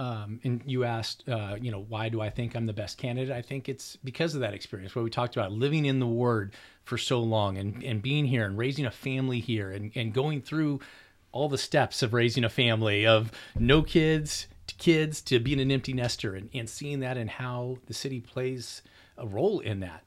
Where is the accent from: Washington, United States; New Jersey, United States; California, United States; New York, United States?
California, United States; Orange County; now in Riverside, United States; I grew up in Orange County